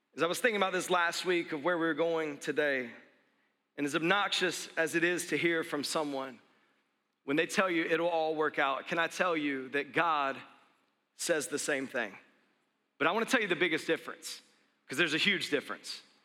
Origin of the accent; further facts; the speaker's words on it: the South, United States; I grew up in the South, and, and, we would say bless their heart